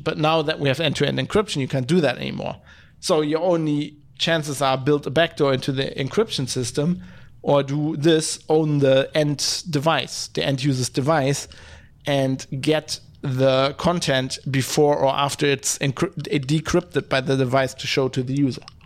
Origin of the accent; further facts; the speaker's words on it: Duisburg, North Rhine-Westphalia, Germany; now in Düsseldorf, Germany; I come from Duisburg, it's a city just north of here